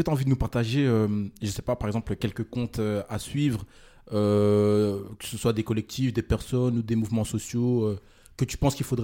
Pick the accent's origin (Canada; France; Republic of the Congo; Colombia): Republic of the Congo; Non, du tout, moi je suis congolais.